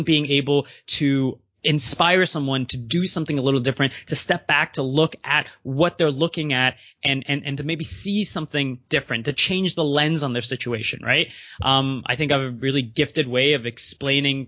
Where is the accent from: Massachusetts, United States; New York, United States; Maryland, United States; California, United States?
Maryland, United States; also born or lived in Canada; I grew up in the U.S., even though I'm Canadian, and shout out to Maryland.